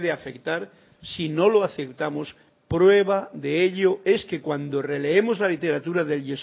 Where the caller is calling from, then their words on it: Bogotá, Colombia; De Bogotá.